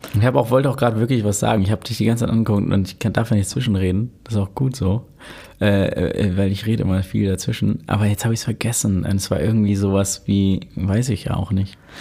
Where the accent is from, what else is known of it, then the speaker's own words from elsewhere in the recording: Hamburg, Germany; also born or lived in Osdorf, Hamburg / Elmshorn; ich komme aus Lurup, Alter. Aus Lurup bin in Altona ja geboren, aber ich bin Lurupa